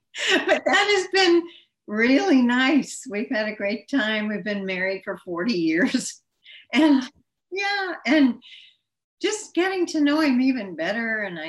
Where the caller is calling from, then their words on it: Pennsylvania, United States; Bucks County, Pennsylvania.